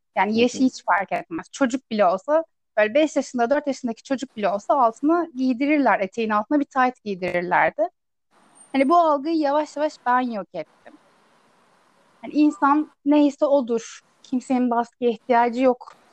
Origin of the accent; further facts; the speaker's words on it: Istanbul, Turkey; also born or lived in Ankara / Çankırı; Büyüdüğüm yerde yani yine İstanbul'da bir ilçede